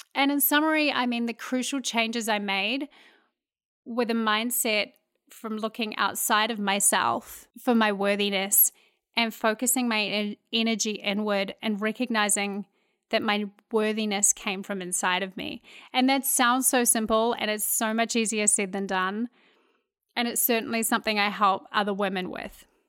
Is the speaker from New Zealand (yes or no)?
yes; New Zealand; moved away as an adult; now in Houston, United States; I grew up in New Zealand, uh, a wonderful place to grow up